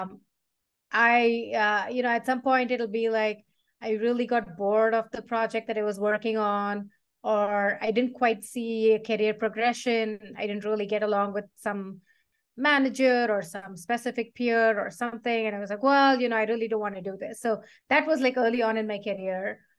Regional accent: South India, India; I grew up in South India

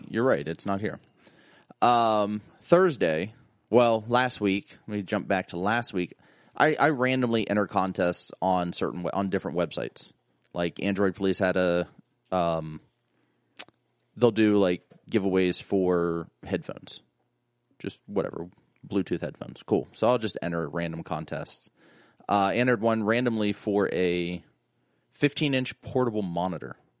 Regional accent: East Liverpool area, Ohio, United States; also born or lived in Salem, Ohio; I grew up thirty minutes outside of Pittsburgh

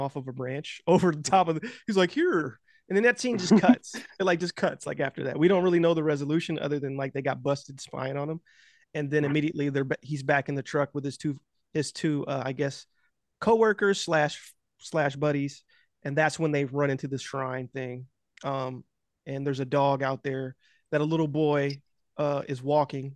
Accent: United States; also born or lived in Los Angeles; I'm American

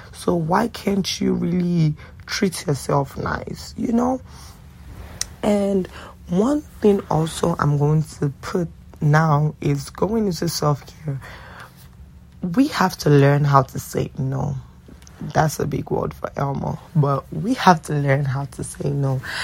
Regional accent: Nigeria; also born or lived in DMV (Washington metropolitan area), United States; now in Washington metropolitan area, United States; I do live in the DMV and I'm Nigerian

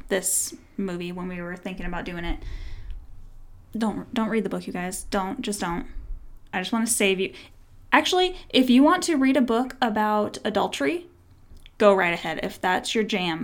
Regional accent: Manitou Springs, Colorado, United States; I grew up in Manitou Springs

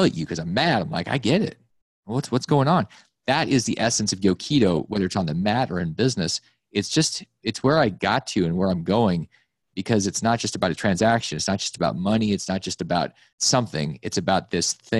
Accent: Alaska, United States; When I grew up in Alaska

